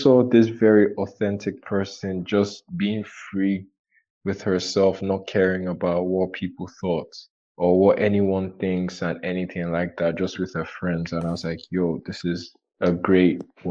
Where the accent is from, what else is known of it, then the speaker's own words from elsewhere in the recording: Nigeria; I'm Nigerian.